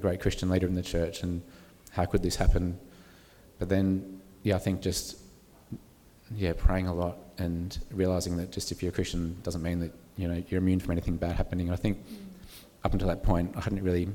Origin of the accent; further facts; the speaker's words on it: Sydney, New South Wales, Australia; So I grew up in Sydney